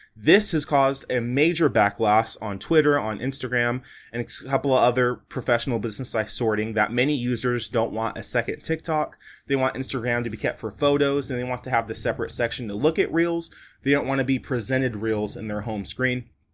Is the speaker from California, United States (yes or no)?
yes; California, United States; I'm born and raised in California, I'm recording this podcast in California